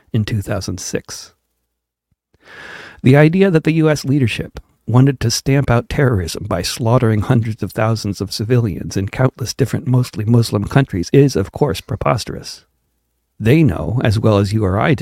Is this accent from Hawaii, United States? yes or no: no; Wilton, Connecticut, United States; also born or lived in Manhattan, New York; In the town where I grew up, at the time I was growing up in Wilton